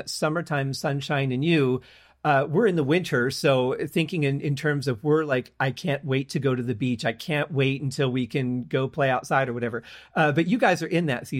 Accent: Michigan, United States; moved away; I grew up in Michigan

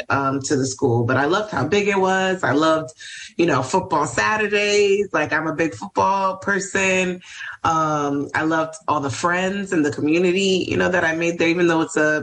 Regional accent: New York City, New York, United States; also born or lived in Ohio; I'm from New York originally. I'm from Washington Heights, born and raised

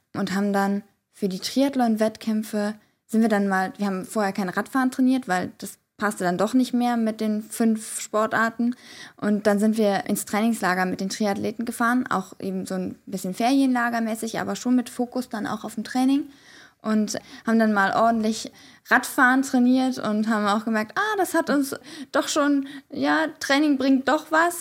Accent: Bonn, North Rhine-Westphalia, Germany; wir sind in Bonn zur Schule gegangen

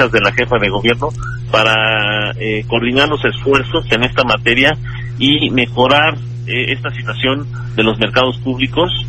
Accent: Mexico City, Mexico; yo crecí en La Lagunilla, conozco a los locatarios del mercado de Granaditas, de, La Lagunilla 1 y 2.

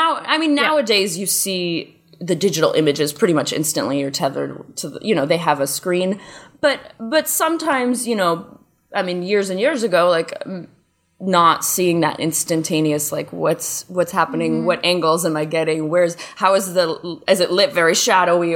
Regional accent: Wheaton, Illinois, United States; moved away as an adult; also born or lived in Chicago, United States; now in Los Angeles, United States; I grew up in Wheaton, Illinois

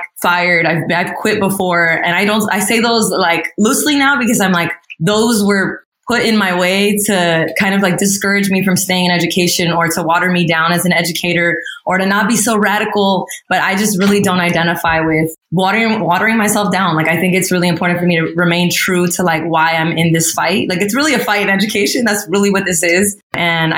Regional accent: Pasadena, California, United States; also born or lived in San Jose / San Francisco; I feel like I'm from Pasadena more than I am from Guatemala or Egypt, because I was like raised here. I grew up here.

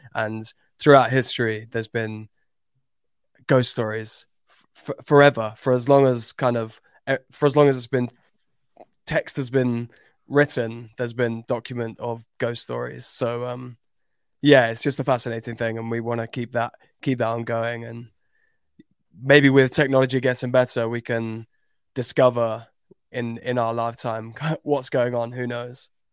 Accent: Cambridge, East of England, United Kingdom; I grew up in Cambridge

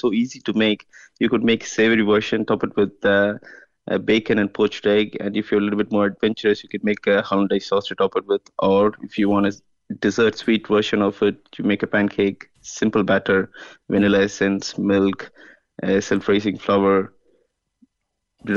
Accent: Chennai, Tamil Nadu, India; moved away as an adult; also born or lived in London / United States / Belgium; now in Kinsale, Ireland; I am originally from India. I'm from Chennai.

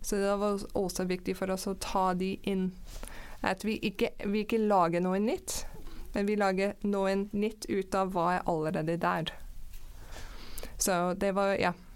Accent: Canada; Norwegian is a second language; moved away as an adult; now in Norway; jeg er fra Canada. Mm -hmm. Vokste opp i Canada, men jeg har bodd i mange ulike land

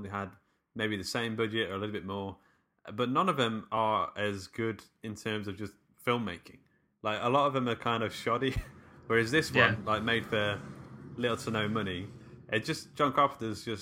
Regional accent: near Worksop / Mansfield, East Midlands, United Kingdom; near to my hometown

